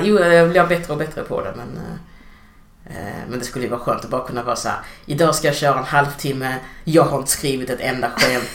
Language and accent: Swedish; Degeberga, Skåne, Sweden; born or raised there; moved away as an adult; also born or lived in Angola; now in Malmö, Sweden